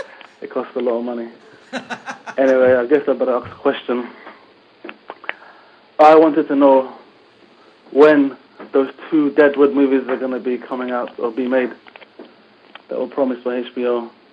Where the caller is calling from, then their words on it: London, United Kingdom; This is a … calling from London.